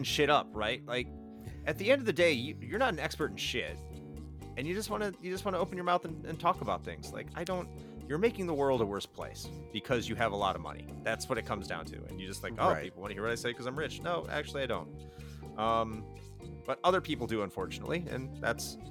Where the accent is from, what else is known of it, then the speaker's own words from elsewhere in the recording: the North, United States; moved away; I grew up in the North